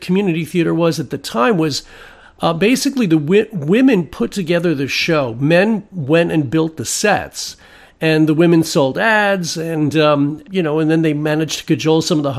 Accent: Germany; accent: German; English is a second language; I was trying to get rid of a very thick German accent that I had, because English is not my first language.

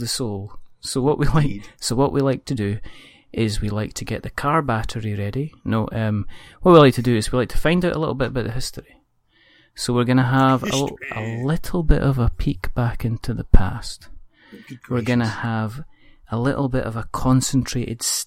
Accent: Scotland, United Kingdom; I'm Scottish

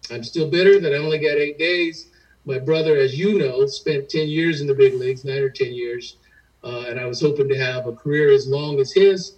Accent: San Diego, California, United States; I grew up in San Diego

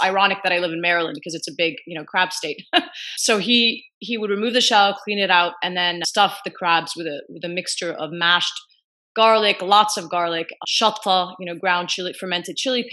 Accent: Eastern Province, Saudi Arabia; moved away; also born or lived in Kuwait / Gaza; So I actually grew up in the Gulf. So I was born in Kuwait and largely lived in Eastern province of Saudi Arabia. And we would summer in Gaza.

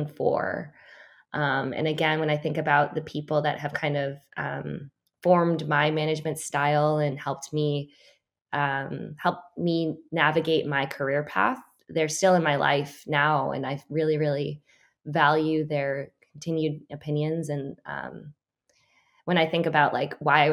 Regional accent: Concord, Massachusetts, United States; moved away; I was born in Concord, Massachusetts

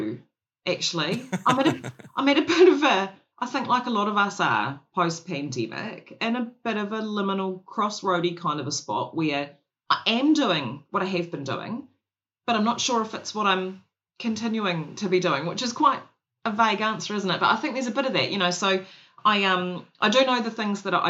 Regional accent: Christchurch, Canterbury, New Zealand; I grew up in Christchurch.

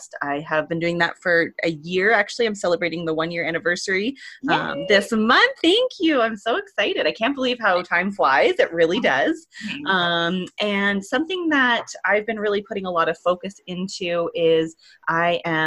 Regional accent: Ontario, Canada; moved away as an adult; also born or lived in Alberta; I'm originally from Ontario here in Canada.

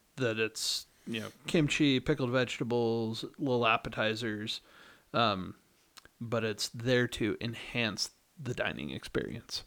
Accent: the South, United States; moved away; I grew up in the South

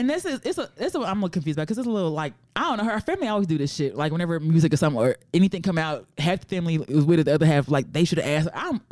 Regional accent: Fort Worth, Texas, United States; I'm from Fort Worth.

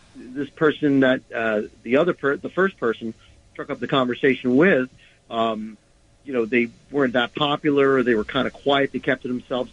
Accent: New York City, New York, United States; growing up in New York, um, we were always conscious of the less fortunate because they were all around us. And there's that very, very odd dichotomy of being in arguably one of the richest cities in the world

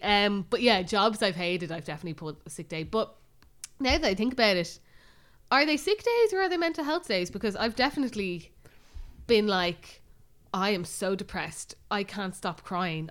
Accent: Bray, Leinster, Ireland; we're obviously from Bray, but we still have a lot of friends around Bray

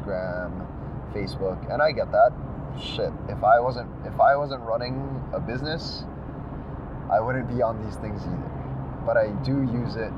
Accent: Canada; we're Canadian

